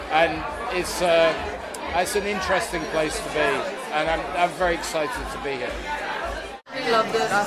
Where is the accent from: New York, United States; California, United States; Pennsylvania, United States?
California, United States; Los Angeles; I'm an English native speaker. Dutch is not so great, so I like to see stuff in English. … I'm from America, Los Angeles, and I like coming to Frascati